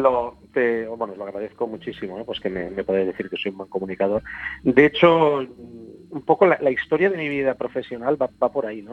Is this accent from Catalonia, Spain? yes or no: yes; Barcelona, Catalonia, Spain; yo vengo de Barcelona, del barrio de Gracia